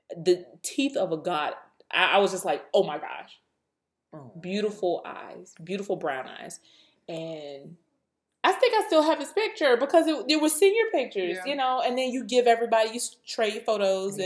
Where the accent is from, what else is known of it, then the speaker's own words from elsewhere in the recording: Suffolk, Virginia, United States; I grew up in Suffolk